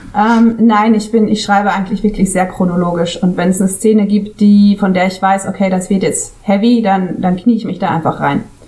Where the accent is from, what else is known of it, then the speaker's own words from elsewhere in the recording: Switzerland; first language German; moved away as an adult; now in Costa Brava, Spain; als Schweizerin, also als Schweizerin, als in der Schweiz aufgewachsene